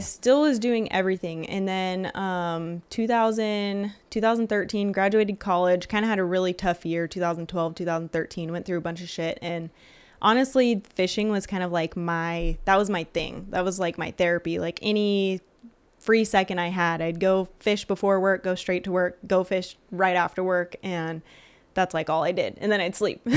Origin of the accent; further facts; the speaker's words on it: Lake Isabella, California, United States; born and raised in Lake Isabella.